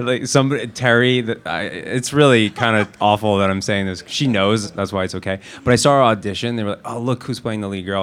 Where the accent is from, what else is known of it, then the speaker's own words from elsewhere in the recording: New Jersey, United States; I'm from Jersey